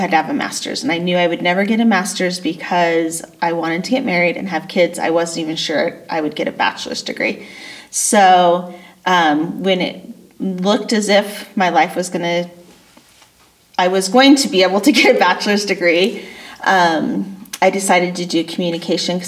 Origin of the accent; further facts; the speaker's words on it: Boise, Idaho, United States; I grew up here in Boise, Idaho